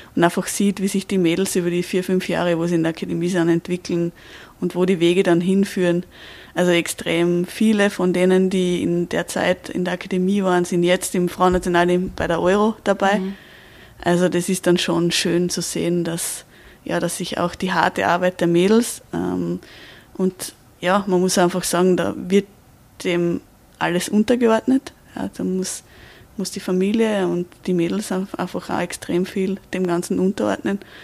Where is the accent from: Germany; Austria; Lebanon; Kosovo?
Austria; bei uns in Österreich